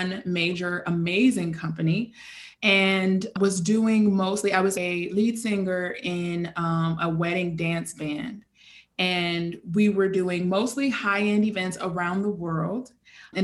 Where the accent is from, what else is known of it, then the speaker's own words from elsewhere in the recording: Chicago, Illinois, United States; moved away as an adult; now in Brooklyn, United States; I am born and raised in Chicago